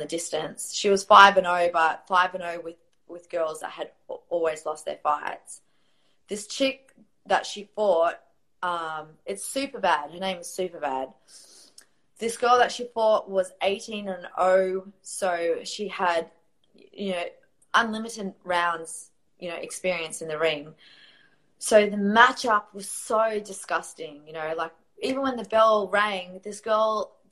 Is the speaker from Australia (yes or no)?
yes; Australia; also born or lived in Riyadh, Saudi Arabia; I am from Australia.